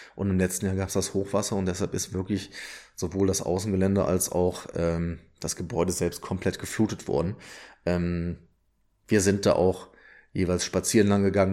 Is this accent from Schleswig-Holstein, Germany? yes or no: no; Odenthal, North Rhine-Westphalia, Germany; wir kommen beide aus dem Rheinland, äh, sowohl Tobi als auch ich. Und ähm, wir waren beide im Odental auf der Schule